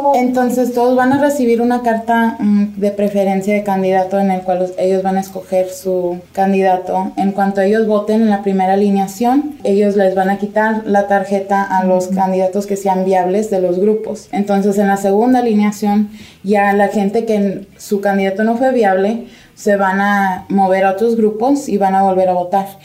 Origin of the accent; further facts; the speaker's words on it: Nevada, United States; nosotros como nevadenses